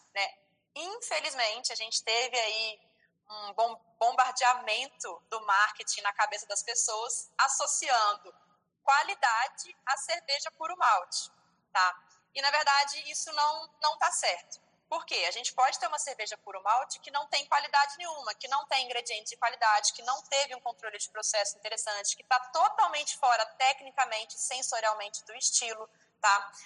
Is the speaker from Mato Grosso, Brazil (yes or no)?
no; Viçosa, Minas Gerais, Brazil; now in Ribeirão Preto, Brazil; eu sou mineira, sou de Viçosa, Minas Gerais, mas moro atualmente aqui em Ribeirão Preto, que fica no estado de São Paulo